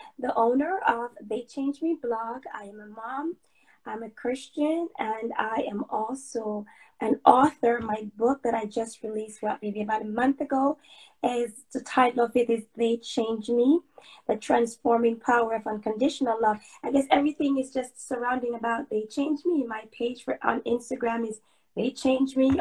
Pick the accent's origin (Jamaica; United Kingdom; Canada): Jamaica; I'm Jamaican. I was born and raised in Jamaica.